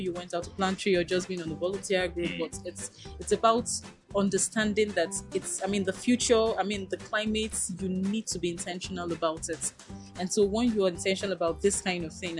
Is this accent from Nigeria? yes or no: yes; Nigeria; an informed Nigerian